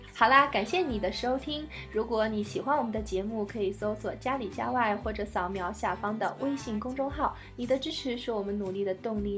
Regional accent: China; 我们中国人

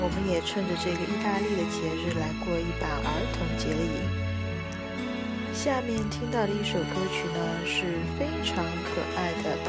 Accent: China; 对我们中国人来说，这是一个再平常不过的日子了。

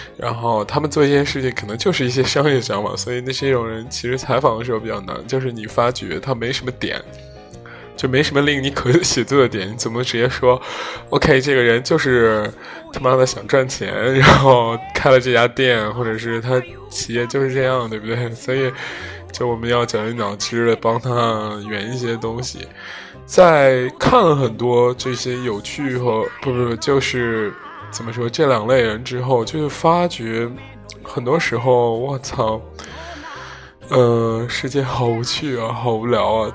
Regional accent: Zhengzhou, Henan, China; moved away; 就是来自我家乡城市

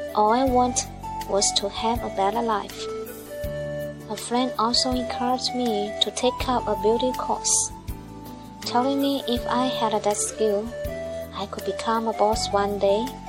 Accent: Malaysia; I'm from Malaysia and I'm a single mother with a daughter.

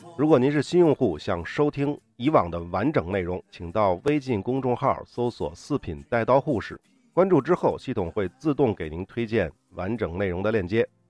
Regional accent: China; 我们中国人说的仙人跳

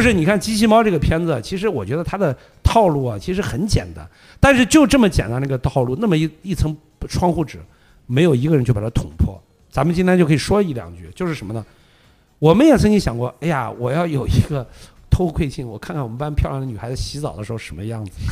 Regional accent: Xi'an, Shaanxi, China; moved away as an adult; also born or lived in Shenzhen; now in Beijing, China; 你像我是西安的嘛，对吧？我当时离开西安去深圳去打工，后来又到北京来

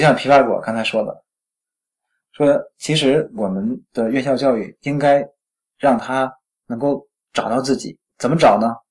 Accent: Tangshan, Hebei, China; 我是北方长大的，北嗯。我们老家小时候啊， 我， 我们老家在那个唐山哈

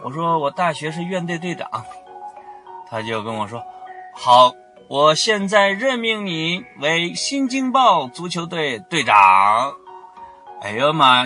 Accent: Henan, China; 我刚才说的是河南话

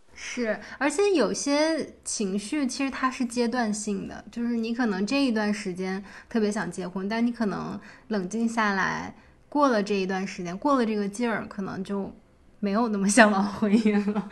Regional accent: China; moved away as an adult; 我一个中国来的女孩，就是我们中国人

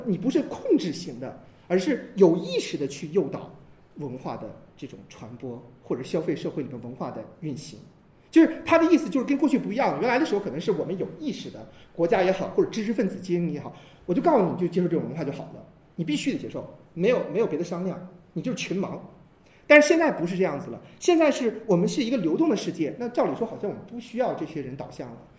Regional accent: China; 我们中国人最大的特点就是我们没有真正意义上的神

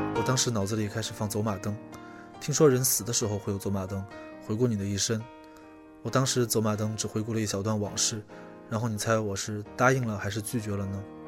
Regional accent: Chongqing, China; now in Beijing, China; 我小时候住在重庆的山里

